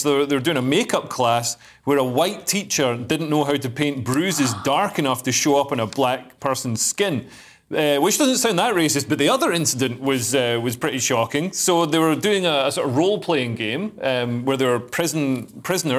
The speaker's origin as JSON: {"language": "English", "region": "Scotland", "country": "United Kingdom", "said": "I am Scottish"}